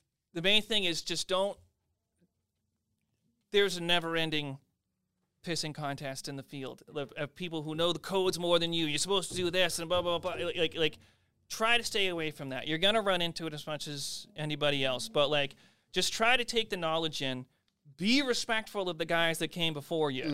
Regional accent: Carver, Massachusetts, United States; I grew up in Carver

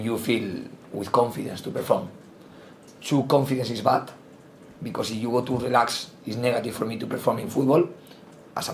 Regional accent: Spain; English is a second language; moved away as an adult; now in England, United Kingdom; I am from Spain

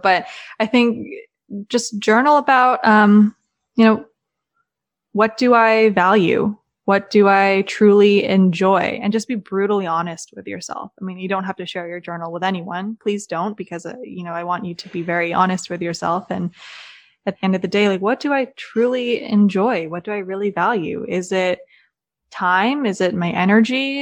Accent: Maryland, United States; moved away as an adult; also born or lived in Los Angeles; now in Nashville, United States; I'm originally from Maryland.

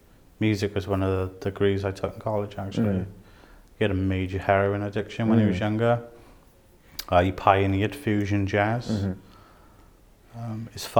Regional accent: South Wales, United Kingdom; Me being a person from South Wales

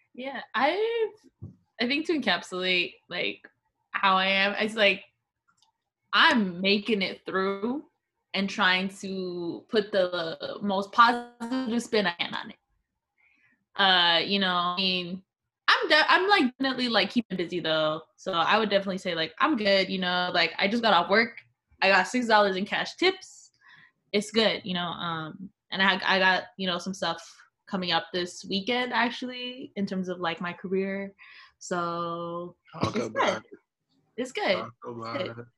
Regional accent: Phoenix, Arizona, United States; I'm from Phoenix. Uh, we're called Phoenicians

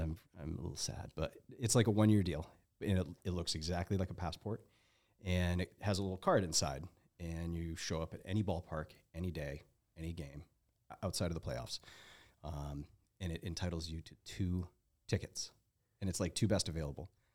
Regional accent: Mount Washington Valley, New Hampshire, United States; moved away; also born or lived in Lake Tahoe; I grew up in the Mount Washington Valley in North Colby, New Hampshire

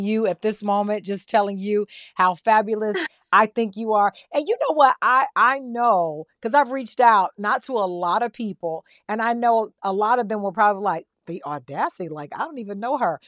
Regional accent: the South, United States; I'm a girl from the South

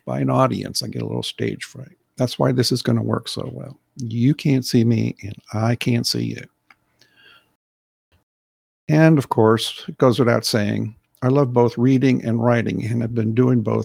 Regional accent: United States; as an American

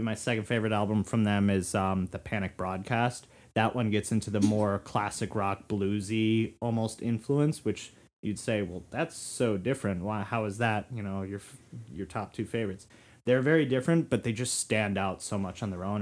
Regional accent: Florida, United States; moved away; I was from Florida.

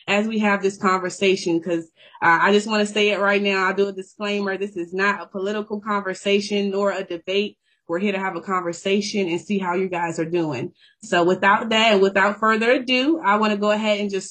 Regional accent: Richmond, Virginia, United States; moved away as an adult; now in Anchorage, United States; I'm from Richmond, Virginia, born and raised

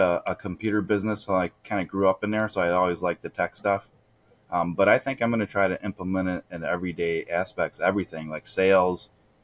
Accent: Michigan, United States; I'm from Michigan, you know, it's called the Mitten State

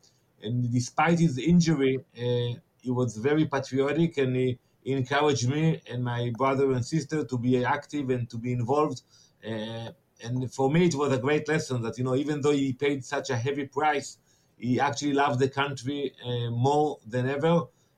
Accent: Ramat Gan, Tel Aviv District, Israel; maybe I was 5 or 6 years old, entering a bank in the town where I grew up in Ramat Gan

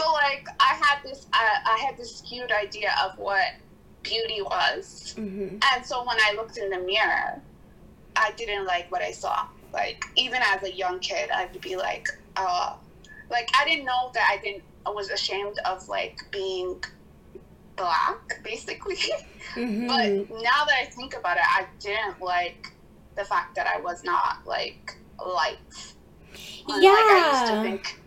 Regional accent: Canada; I grew up here in Canada

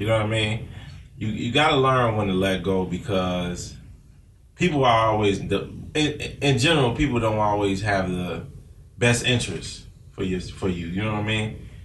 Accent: Chicago, Illinois, United States; I'm from Chicago

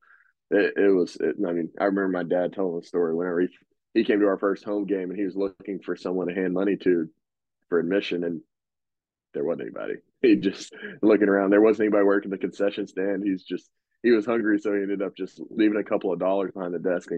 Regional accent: Magnolia, Arkansas, United States; I'm coaching at a really small private school in my hometown called Columbia Christian High School. We're in Magnolia

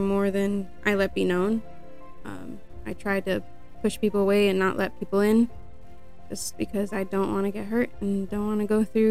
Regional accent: Sonoma County, California, United States; born and raised in Sonoma County

